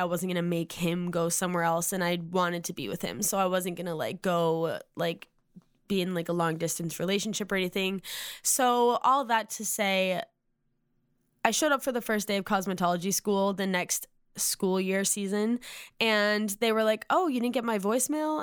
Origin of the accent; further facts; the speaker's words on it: Massachusetts, United States; moved away as an adult; now in Nashville, United States; I'm from Massachusetts. I now live in Nashville for the last three and a half years